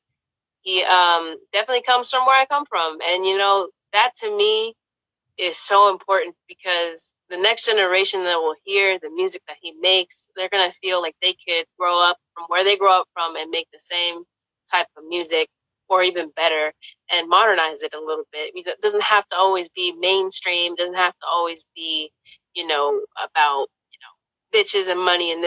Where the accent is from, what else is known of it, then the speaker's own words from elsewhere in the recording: the Bay Area, California, United States; we're from the Bay.